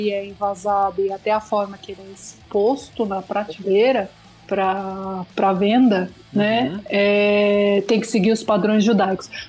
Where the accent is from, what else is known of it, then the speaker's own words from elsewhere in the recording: Northeast Region, Brazil; Eu sou do Nordeste.